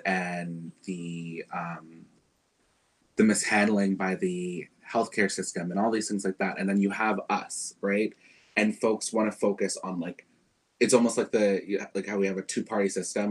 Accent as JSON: {"language": "English", "town": "New York City", "region": "New York", "country": "United States", "tie": "born or raised there", "said": "I grew up in Bed-Stuy"}